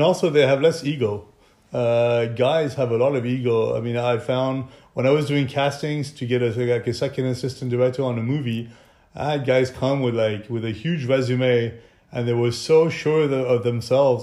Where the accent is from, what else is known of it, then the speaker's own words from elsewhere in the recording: France; now in Monaco; I'm French. I was born in France